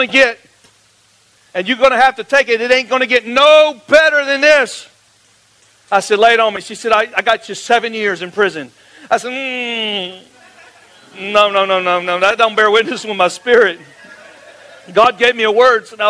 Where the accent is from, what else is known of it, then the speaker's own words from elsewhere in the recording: Florida, United States; I grew up like in the Mecca of the largest church in Florida.